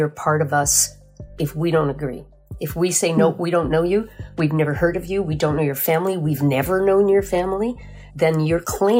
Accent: Red River, Manitoba, Canada; And I was born on the banks of the Red River, so I'm your classic Red River Métis. I'm also a member of the Manitoba Métis Federation.

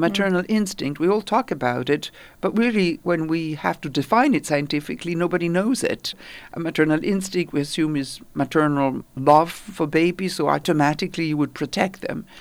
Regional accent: Italy; now in New York, United States; I grew up in Italy.

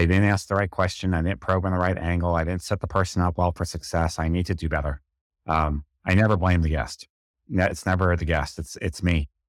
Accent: New York, United States; it's just how I talk, I'm from New York

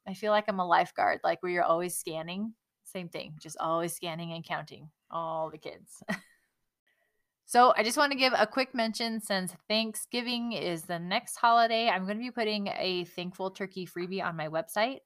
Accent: California, United States; since I grew up in California

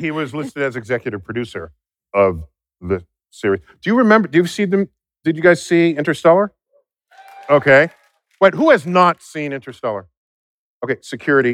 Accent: New York City, New York, United States; We are both from the Bronx

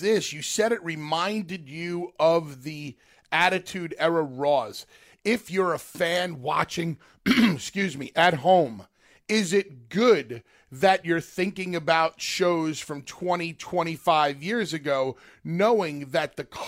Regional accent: New York City, New York, United States; We grew up in God's country, which was New York City.

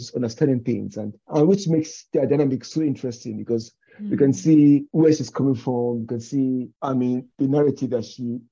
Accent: Nigeria; moved away; growing up in Nigeria

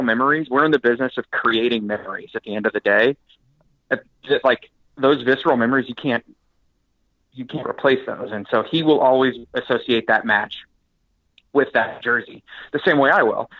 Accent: Kansas City, United States; People asked me where I was from. I said Kansas City.

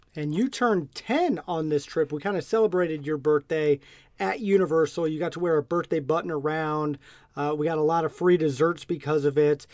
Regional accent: Nebraska, United States; we're from Nebraska

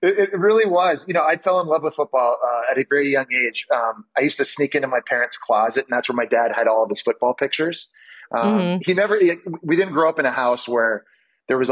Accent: Canada; moved away as an adult; also born or lived in Ottawa / Montreal / New York City; growing up in Canada

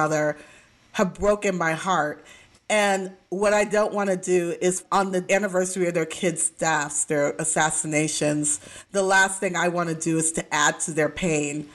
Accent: Midwest, United States; moved away; also born or lived in Texas; I was raised in the Midwest, and we were in the Bible Belt of Texas

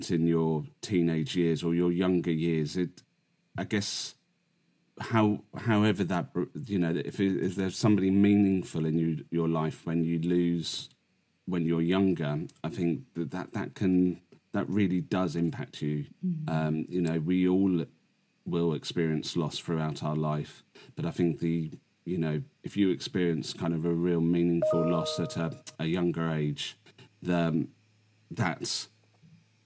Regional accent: England, United Kingdom; living in the UK, in England

